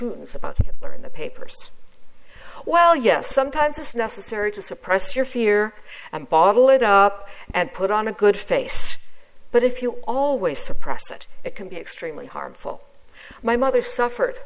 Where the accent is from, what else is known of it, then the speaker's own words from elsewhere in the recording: England, United Kingdom; I was born in England